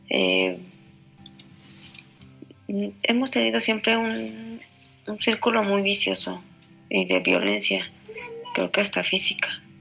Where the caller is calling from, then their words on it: Mexico; Hola Julio … de México.